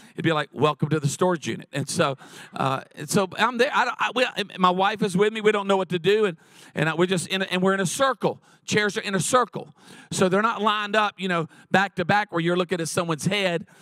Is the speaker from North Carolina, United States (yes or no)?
yes; Charlotte, North Carolina, United States; now in San Diego, United States; I was born in Charlotte